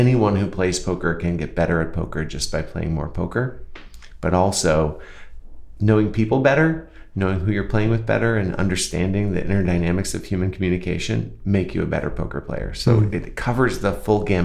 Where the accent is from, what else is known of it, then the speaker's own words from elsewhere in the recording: Grand Rapids, Michigan, United States; when I was a young boy growing up in Grand Rapids, Michigan